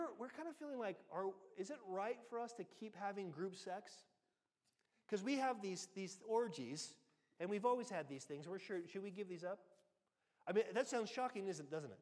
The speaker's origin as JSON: {"language": "English", "country": "United States", "moved": "yes", "lives_now": "United Kingdom"}